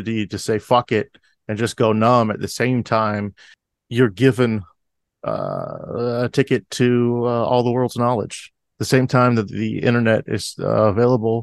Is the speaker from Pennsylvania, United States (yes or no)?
no; Florida, United States; growing up in Florida.